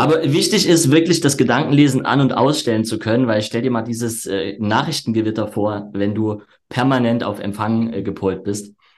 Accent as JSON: {"language": "German", "area": "Erzgebirge", "region": "Saxony", "country": "Germany", "moved": "as an adult", "lives_now": "Leipzig, Germany", "said": "die Außendienstausbildung war dann im Erzgebirge, wo ich herkomme"}